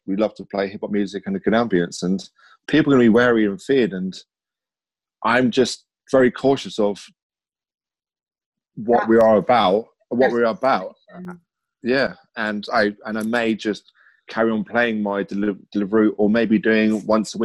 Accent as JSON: {"language": "English", "town": "Whitstable", "region": "South East England", "country": "United Kingdom", "tie": "born or raised there", "also_born_or_lived": "Margate", "said": "I was born in Margate, raised up in Whitstable"}